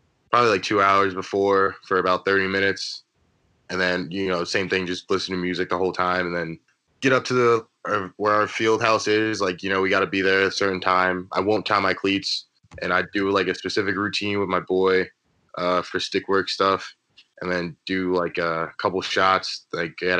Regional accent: New York, United States; moved away as an adult; now in North Carolina, United States; I'm from New York

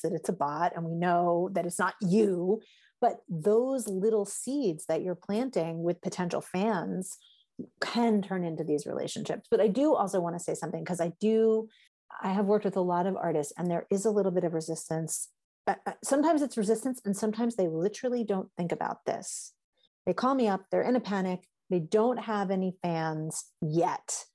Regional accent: New York City, New York, United States; moved away as an adult; now in Western Massachusetts, United States; I come from New York City.

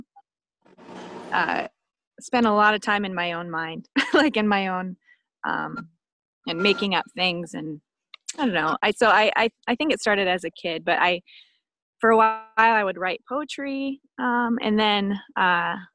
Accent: Snohomish, Washington, United States; I grew up on a small farm just outside Seattle, like Snohomish more specifically

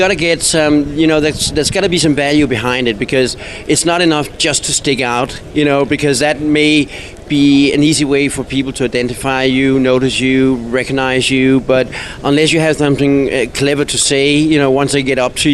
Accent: Denmark; moved away; I come from Denmark, a very small little country that nobody comes from.

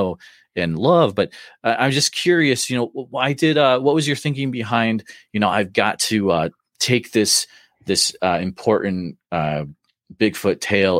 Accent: New England, United States; I grew up in New England

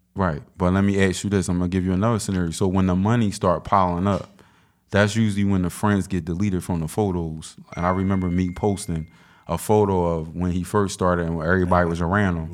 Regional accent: Philadelphia, Pennsylvania, United States; I'm from South Philly

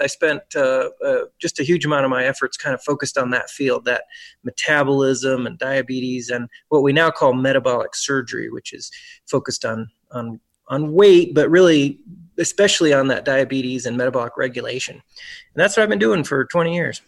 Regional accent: Brookfield, Wisconsin, United States; also born or lived in Memphis, Tennessee / Birmingham, Alabama; now in Reno, United States; we wound up in Brookfield, Wisconsin

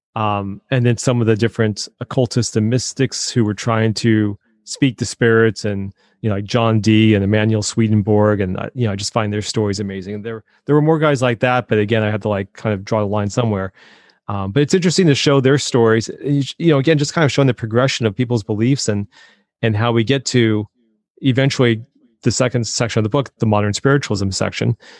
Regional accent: Colorado, United States; I grew up in Colorado

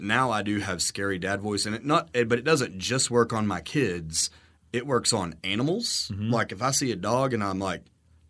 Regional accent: Texas, United States; Where are you from? Oh, we're down in Garza County.

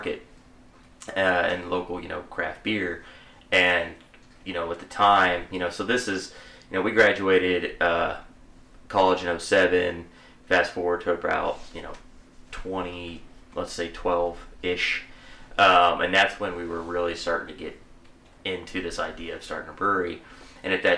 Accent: McLoud, Oklahoma, United States; we all went to McLeod. We all knew Brad back in the day. And we grew up together

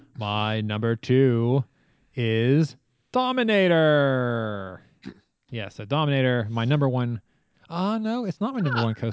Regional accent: Pennsylvania, United States; now in Virginia, United States; You know, we grew up in Pennsylvania

